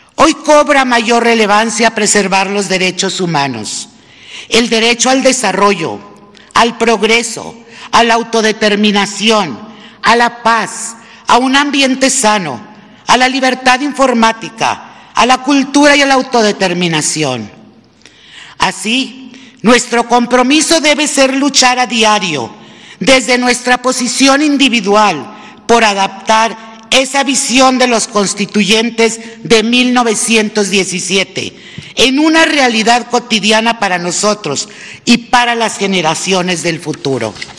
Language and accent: Spanish; Mexico; nuestro papel como mexicanas y como mexicanos